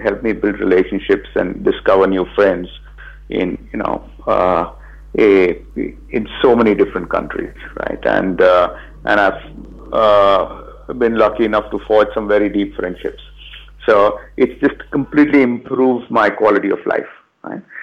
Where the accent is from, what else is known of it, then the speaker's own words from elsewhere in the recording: Mumbai, Maharashtra, India; also born or lived in Bangalore; I'm from Bombay and I, I'd come back to India.